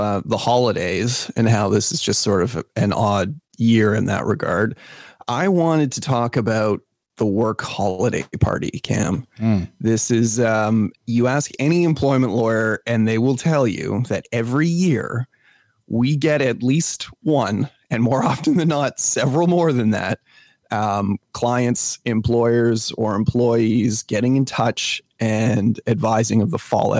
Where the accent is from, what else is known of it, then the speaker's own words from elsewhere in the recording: Canada; but yes, as a Canadian, that's a very, very odd.